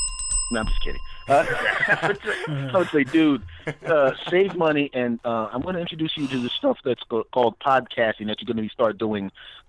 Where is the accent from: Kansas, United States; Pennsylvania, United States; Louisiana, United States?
Pennsylvania, United States; Philadelphia; moved away; I'm from here, so you know, from here in Philadelphia. I'm actually not in Philadelphia now